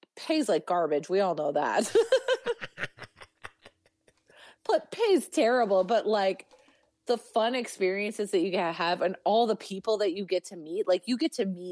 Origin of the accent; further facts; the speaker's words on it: Northern Alberta, Canada; also born or lived in Treaty 6 territory / Edmonton; now in Calgary, Canada; I'm from Northern Alberta, and my closest city as a child to me was Edmonton.